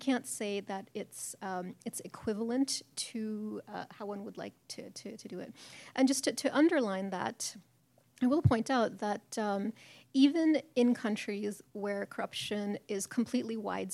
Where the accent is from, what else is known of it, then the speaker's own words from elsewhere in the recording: Chicago, Illinois, United States; I'm from Chicago